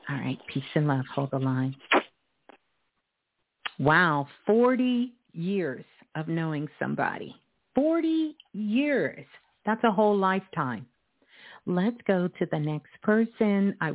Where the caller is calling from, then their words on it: Red Oak, Texas, United States; I'm calling from um Texas, uh oh. Red Oak, Texas.